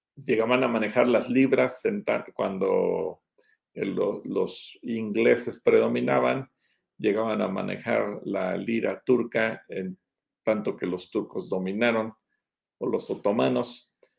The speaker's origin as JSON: {"language": "Spanish", "country": "Mexico", "said": "yo como mexicano no judío"}